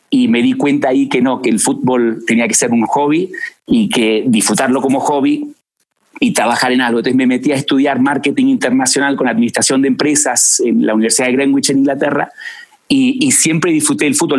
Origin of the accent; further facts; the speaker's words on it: Argentina; moved away as an adult; now in Mexico; Y yo nazco en Argentina, nací en Argentina, eh, con esa dualidad de, ir a colegios británicos, eh, siempre hablamos en inglés en mi casa, pero em, apasionado por Argentina